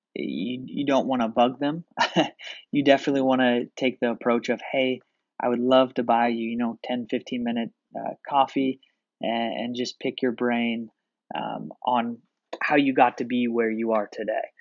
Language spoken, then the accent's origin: English; Portland, Oregon, United States; I'm from Portland, Oregon.